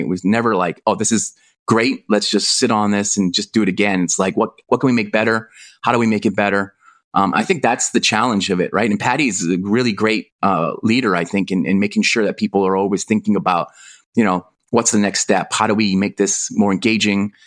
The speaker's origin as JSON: {"language": "English", "country": "Canada", "moved": "yes", "lives_now": "Hong Kong", "said": "I'm from Canada, living in Hong Kong"}